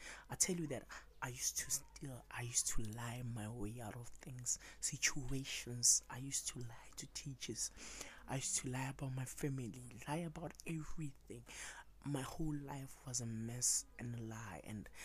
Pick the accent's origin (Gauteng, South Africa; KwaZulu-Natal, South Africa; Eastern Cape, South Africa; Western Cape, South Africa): Gauteng, South Africa; Pretoria; I grew up in Africa, South Africa, in Pretoria to be exact